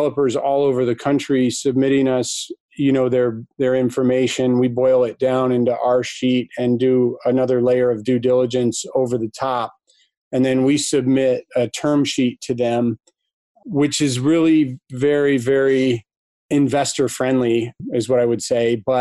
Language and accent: English; Ann Arbor, Michigan, United States; Came back to my hometown, Ann Arbor